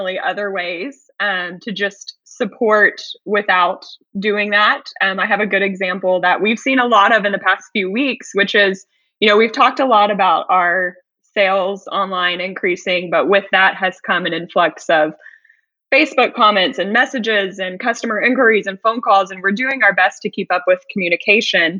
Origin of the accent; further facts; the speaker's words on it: Houston, Texas, United States; moved away as an adult; I was actually born and raised in Houston as well, the other side of Houston, the south side